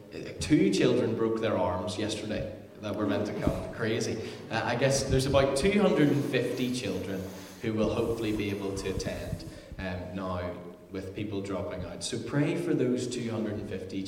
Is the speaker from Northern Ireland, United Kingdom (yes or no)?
yes; Ballycrocken, Northern Ireland, United Kingdom; I am from Marlow. I live just right there, like literally there. So I've grown up in this area in Ballycrocken all of my life, pretty much.